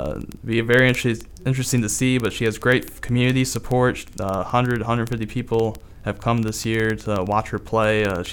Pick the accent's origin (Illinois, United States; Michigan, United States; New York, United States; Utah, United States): Michigan, United States; Saginaw; It's 10 miles east of my hometown, which is Saginaw, Michigan.